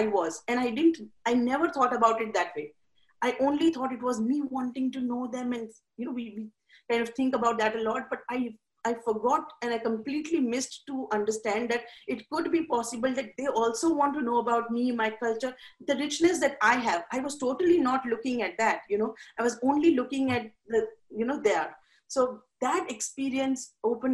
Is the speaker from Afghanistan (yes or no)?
no; India; moved away as an adult; now in United States; I'm from India. So when I came to America, it was a totally different, and I came here when I was 23 and I was living with my parents